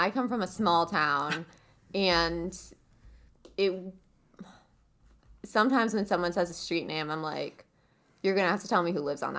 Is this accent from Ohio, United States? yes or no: yes; Cleveland, Ohio, United States; accent: Cleveland A; I'm from the Midwest. We don't have accents. But apparently Cleveland does in fact have an accent, and we have a harsh A or something.